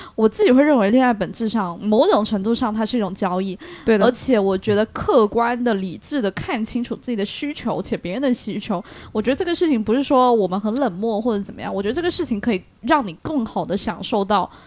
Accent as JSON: {"language": "Chinese", "region": "Shandong", "country": "China", "said": "我们山东人"}